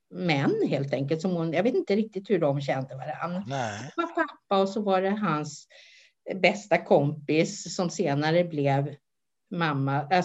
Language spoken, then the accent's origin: Swedish; Stockholm, Stockholm County, Sweden; jag är född i Stockholm